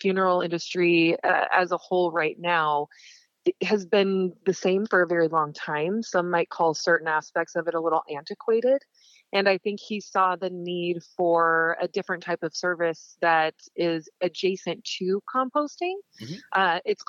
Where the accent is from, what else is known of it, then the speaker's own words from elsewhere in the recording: Montana, United States; When I say I'm from Montana, most people think I'm from the pretty part. I'm actually from the very, very rural east, small areas, and my family owns ranch property in areas.